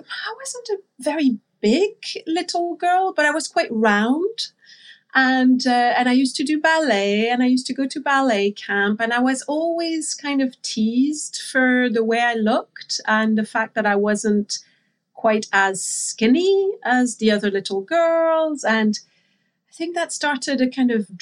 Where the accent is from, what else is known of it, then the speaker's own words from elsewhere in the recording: France; And I grew up in France, so I'm French.